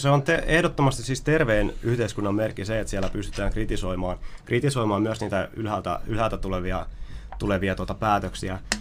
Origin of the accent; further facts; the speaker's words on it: Ylöjärvi, Pirkanmaa, Finland; kun mä oon ollut lapsi, kun mä oon kasvanut Ylöjärjellä, mä oon viettänyt siellä 20, 21. vuotta elämästäni